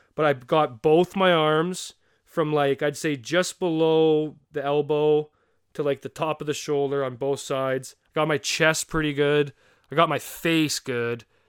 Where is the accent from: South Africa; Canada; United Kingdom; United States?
Canada; as a Canadian in the hockey community